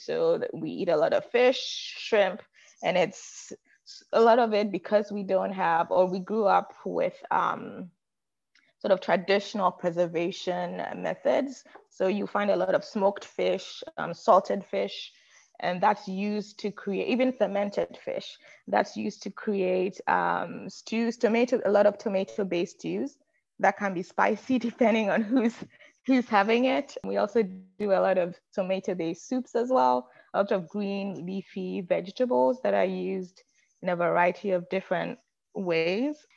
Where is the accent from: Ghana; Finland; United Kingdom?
Ghana; Accra, Greater Accra; moved away as an adult; now in United States; I was born and raised in Ghana in West Africa. And I don't think I grew up sort of um, what I thought was normal, right? Grew up in a bustling city of Accra